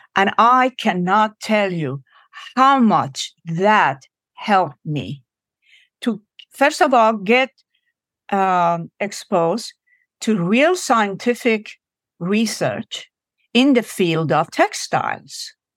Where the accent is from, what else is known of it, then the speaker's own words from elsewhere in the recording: Iran; now in United States; I am from Iran.